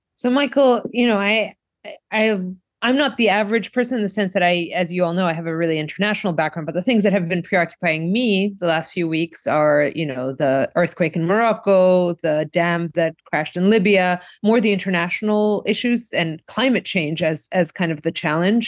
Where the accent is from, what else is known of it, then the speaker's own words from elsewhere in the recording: Greece; now in Brookline, United States; my home country of Greece